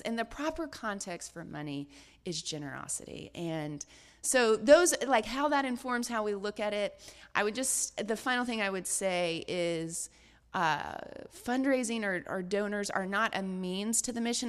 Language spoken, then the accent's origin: English; Deep South, United States; I, I grew up in the Deep South.